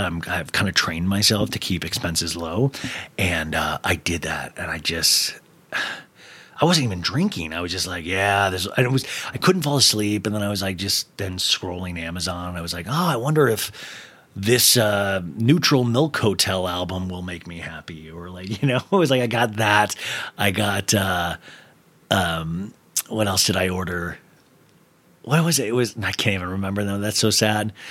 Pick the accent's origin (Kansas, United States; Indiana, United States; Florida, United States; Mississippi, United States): Kansas, United States; growing up in Kansas